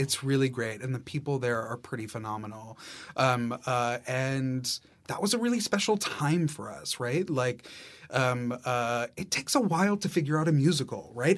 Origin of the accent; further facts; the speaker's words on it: New York City, New York, United States; as a New Yorker